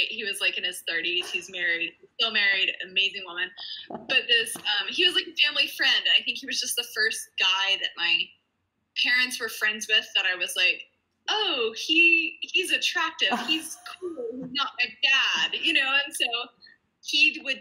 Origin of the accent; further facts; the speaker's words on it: New Mexico, United States; also born or lived in Virginia; I was born in Virginia, and nice. Then I grew up mostly in New Mexico